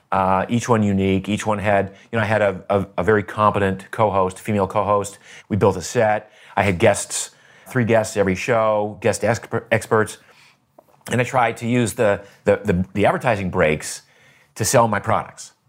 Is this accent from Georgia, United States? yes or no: no; Maine, United States; I grew up in Maine